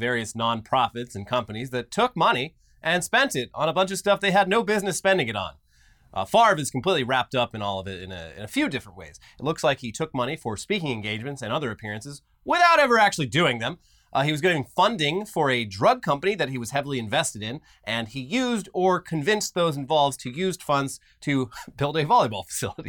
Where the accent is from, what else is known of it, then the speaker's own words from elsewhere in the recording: Orange County, California, United States; I grew up in Orange County, where volleyball is fucking huge